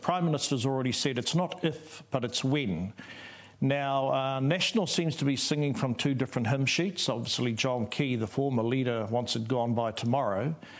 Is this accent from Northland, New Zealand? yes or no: yes; Awanui, Northland, New Zealand; As someone born and bred in Awanui, with a track record of an international education, a lot of industry experience, and obviously the blend of the North, the Māori, the Dalmatian and the Pākehā. I mean, in many respects, where I came from in Kaitaia, Awanui